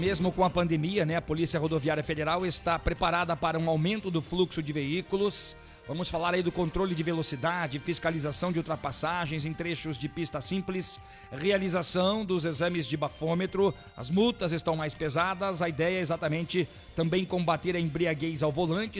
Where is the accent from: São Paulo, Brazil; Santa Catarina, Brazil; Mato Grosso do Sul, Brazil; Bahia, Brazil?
Santa Catarina, Brazil; Joinville; now in Curitiba, Brazil; eu sou de Joinville.